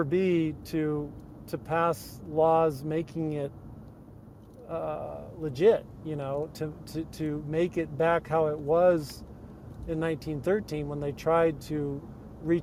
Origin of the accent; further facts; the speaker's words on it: San Jose, California, United States; the Bay Area where I grew up in San Jose